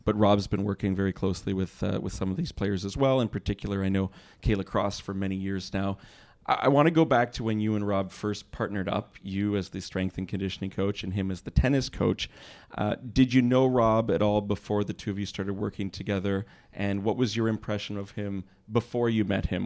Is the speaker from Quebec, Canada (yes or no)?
yes; Montreal, Quebec, Canada; now in Toronto, Canada; from my own home city